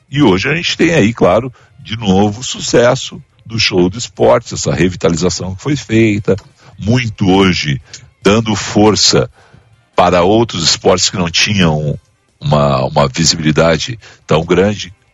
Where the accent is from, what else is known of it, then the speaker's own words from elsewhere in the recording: Brazil; enquanto brasileiros